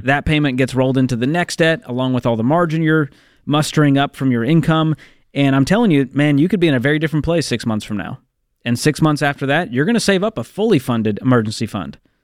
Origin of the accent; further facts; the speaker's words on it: Boston, Massachusetts, United States; moved away; my hometown, Boston, Massachusetts